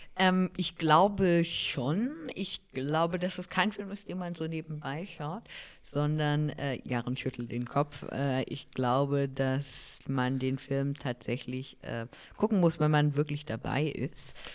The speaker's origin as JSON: {"language": "German", "country": "Germany", "said": "bei uns in Deutschland"}